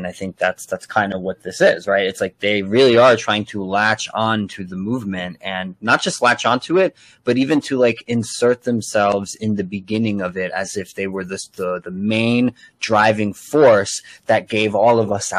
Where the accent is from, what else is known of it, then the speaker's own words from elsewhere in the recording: Elizabeth, New Jersey, United States; I am also from Elizabeth, New Jersey.